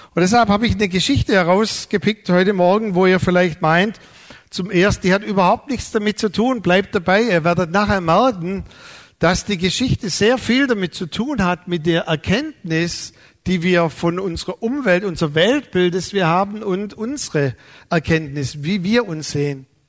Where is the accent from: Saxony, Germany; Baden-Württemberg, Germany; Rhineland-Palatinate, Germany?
Baden-Württemberg, Germany; Neuhausen auf den Fildern; also born or lived in Balingen; Weil da sind wir umgezogen von meinem Geburtsort Balingen nach Neuhausen auf den Filtern.